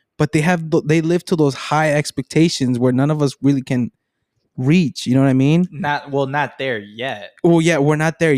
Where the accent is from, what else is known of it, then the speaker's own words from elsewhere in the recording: Naperville, Illinois, United States; yeah, it's just, I'm from Naperville.